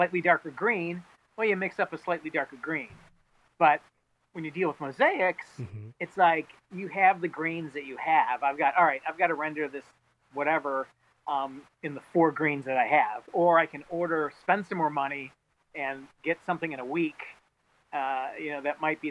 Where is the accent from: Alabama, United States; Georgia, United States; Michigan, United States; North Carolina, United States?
Michigan, United States; Detroit; moved away as an adult; now in Chicago, United States; I'm originally from Detroit